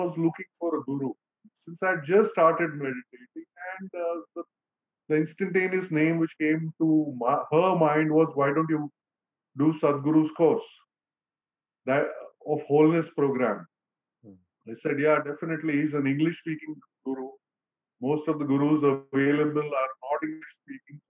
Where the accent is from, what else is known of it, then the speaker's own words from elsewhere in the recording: Mumbai, Maharashtra, India; I'm from Bombay, India